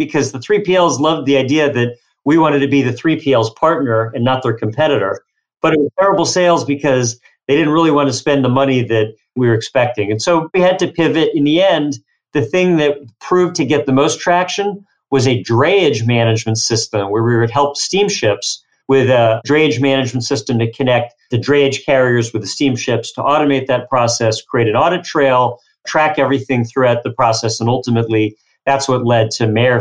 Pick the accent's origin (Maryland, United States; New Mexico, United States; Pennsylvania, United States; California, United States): Pennsylvania, United States; Philadelphia; I grew up in Philadelphia